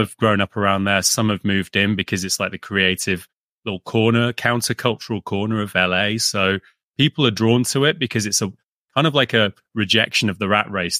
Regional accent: United Kingdom; also born or lived in London; we grew up with UK comics and yep. subscriptions to like sort of the weekly kind of stuff that kids would get over here.

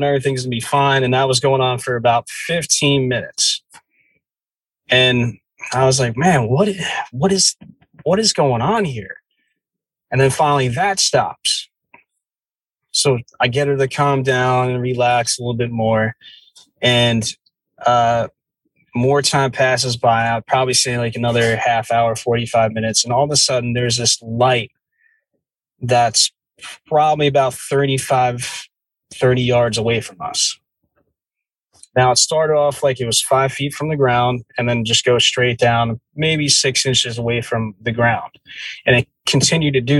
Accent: New Jersey, United States; I grew up in the Jersey woods

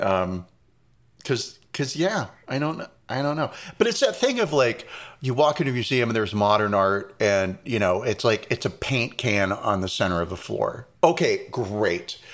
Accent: Reading, Pennsylvania, United States; moved away; also born or lived in North Carolina; that's the town I was born

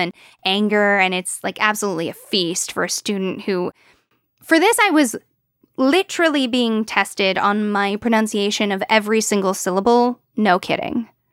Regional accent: United States; we as English-speaking Americans

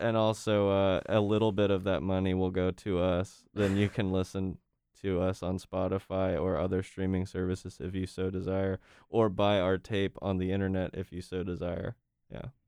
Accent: Wilmington, North Carolina, United States; we both grew up in Wilmington

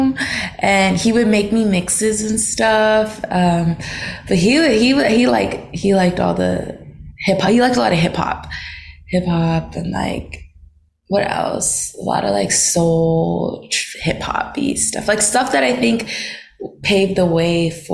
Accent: Seattle, Washington, United States; now in Los Angeles, United States; I was born in like Seattle, like the city of Seattle. And then when I was like 5 or so, my parents divorced. So I moved with my mom like more to the outskirts of Seattle

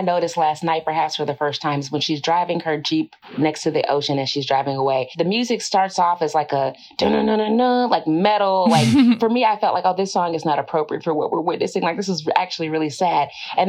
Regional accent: the South, United States; Again, I'm coming from the South. We wore dresses and girdles and stockings in middle school.

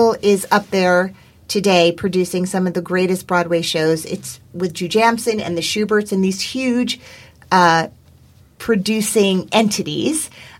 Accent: Canada; now in La Jolla, United States; Then you find yourself being invited to be an artistic director as a Canadian of your own theater here in America, in beautiful La Jolla.

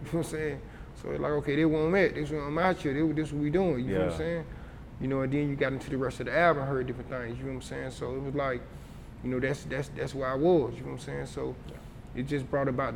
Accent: College Park, Georgia, United States; I'm from the Trey, but I'm from College Park. You know what I'm saying? I'm from College Park.

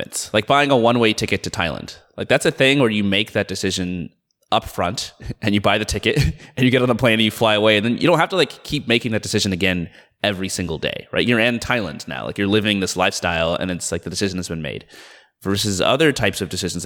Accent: Atlanta, Georgia, United States; moved away as an adult; also born or lived in Boston / San Francisco; now in Seattle, United States; I grew up in Atlanta. I was there until I was 18

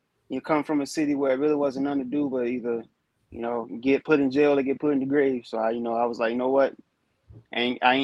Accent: North Carolina, United States; moved away as an adult; I'm from North Carolina originally, so I'm like right there in the area, only 3 hours out.

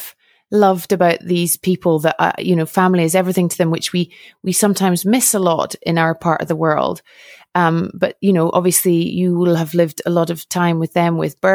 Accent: Scotland, United Kingdom; now in Switzerland; I don't get back to Scotland very often and I love living in Switzerland

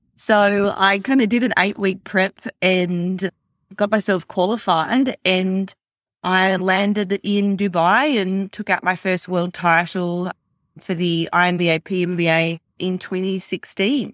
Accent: Australia; also born or lived in America; now in United States; growing up in Australia

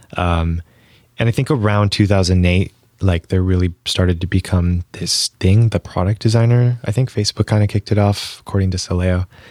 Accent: Bloomfield Hills, Michigan, United States; moved away as an adult; also born or lived in San Francisco; Um, there's called Bloomfield Hills.

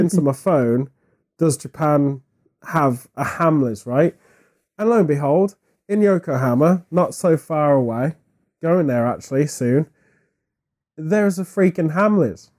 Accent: United Kingdom; as a British person

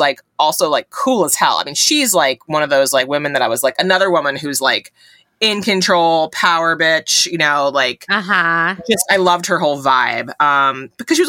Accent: New England, United States; I grew up in New England

